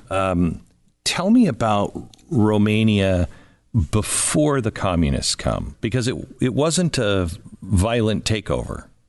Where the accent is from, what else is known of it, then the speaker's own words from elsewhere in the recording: United States; I was born in 64 and uh, born in America